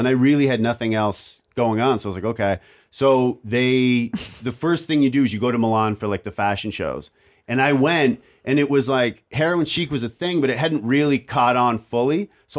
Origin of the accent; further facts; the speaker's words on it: Oshawa, Ontario, Canada; I'm from a really small, I'm basically from Windsor, only on the other side.